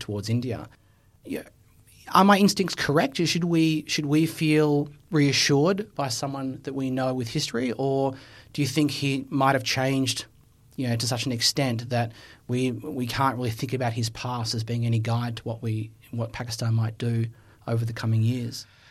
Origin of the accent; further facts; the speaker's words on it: Australia; I have a history with as an Australian